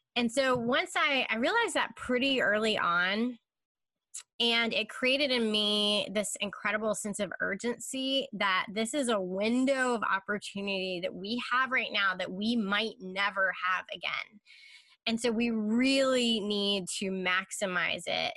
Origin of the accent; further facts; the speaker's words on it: Charlotte, North Carolina, United States; also born or lived in Chicago, Illinois; now in Durham, United States; I am originally from Charlotte.